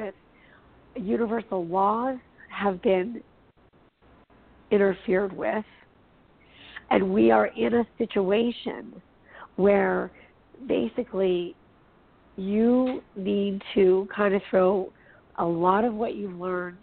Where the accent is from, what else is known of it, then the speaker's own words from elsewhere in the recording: Los Angeles, California, United States; I'm from Hollywood